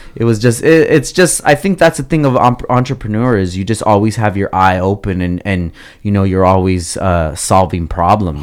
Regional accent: Oxnard, California, United States; also born or lived in Gardnerville, Nevada; I grew up in Oxnard

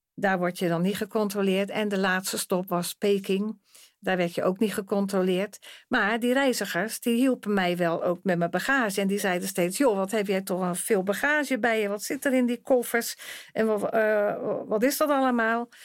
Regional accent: Rotterdam, South Holland, Netherlands; ik kom uit Rotterdam

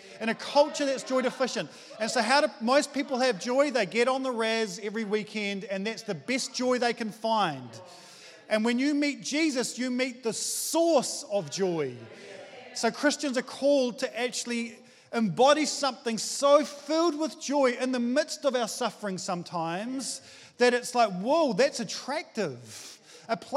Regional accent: New Zealand; I'm just a Kiwi

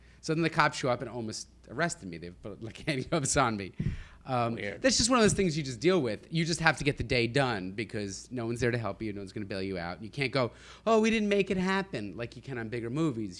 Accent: New Jersey, United States; I grew up in Jersey

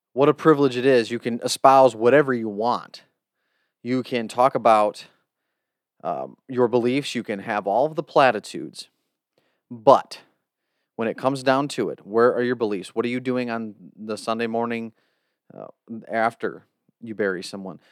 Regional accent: United States

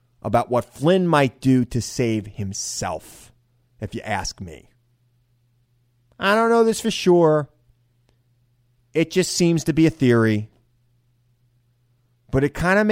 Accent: Centereach, New York, United States; I'm a kid from Center Reach.

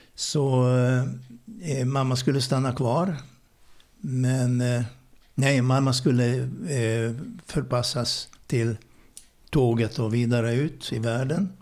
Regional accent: Budapest, Hungary; Swedish is a second language; moved away as an adult; now in Sweden; född ungrare. Bodde i mitt hemland i Budapest i 19 års tid

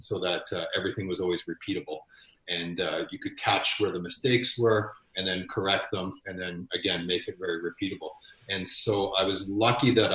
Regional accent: Ontario, Canada; moved away as an adult; also born or lived in Winnipeg; now in Edmonton, Canada; I'm originally from Ontario. So I spent the majority of my years in Ontario.

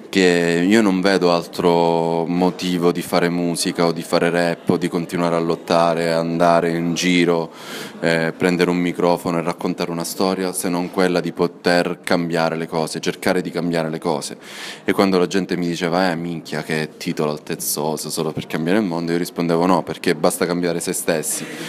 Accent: Cosenza, Calabria, Italy; moved away; nella mia terra, a due chilometri da casa mia, che ora è casa dei miei

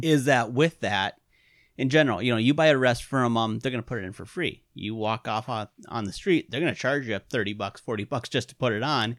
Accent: Wisconsin, United States; also born or lived in Iron Mountain, Michigan; I'm from Wisconsin

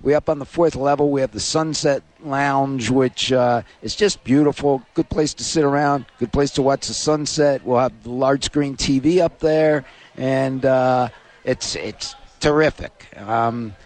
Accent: Philadelphia, Pennsylvania, United States; moved away; I'm from Philadelphia

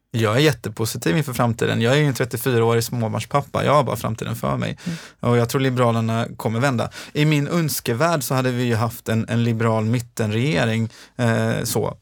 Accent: Gothenburg, Västra Götaland, Sweden; also born or lived in Gårdsten, Gothenburg; Jag kommer från Tynnered i Göteborg, ett socialt utsatt område

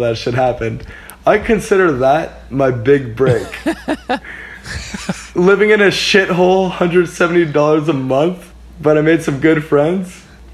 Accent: Cornwall, Ontario, Canada; I'm from Cornwall, Ontario

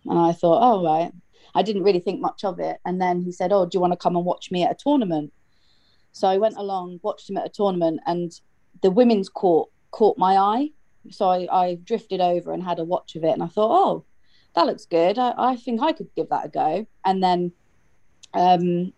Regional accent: England, United Kingdom; from England, play for England, and Bedford Eagles

